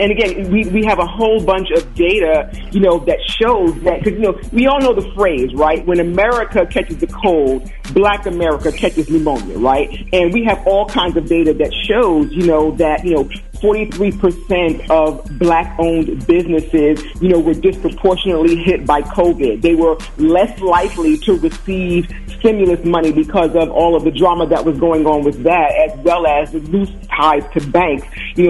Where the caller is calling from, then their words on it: Philadelphia, Pennsylvania, United States; I'm calling in from sunny Philadelphia.